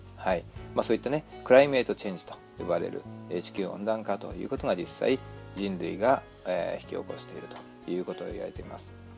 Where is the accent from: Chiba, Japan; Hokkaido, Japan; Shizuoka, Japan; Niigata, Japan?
Shizuoka, Japan; a town at the foot of Mount Fuji, rural; now in United States; 私は静岡の田舎の方でちょっとねあの生まれ育ったもんですからもう富士山のね麓のあの町でね生まれたんでね